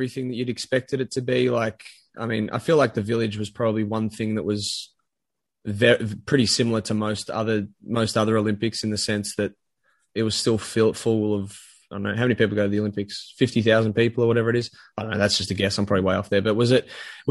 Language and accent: English; Australia; being an Australian